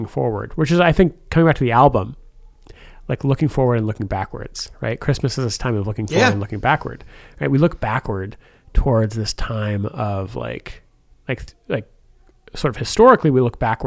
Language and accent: English; Colorado, United States; now in New York City, United States; I'm from Colorado. I love going back to Colorado and spending time with family.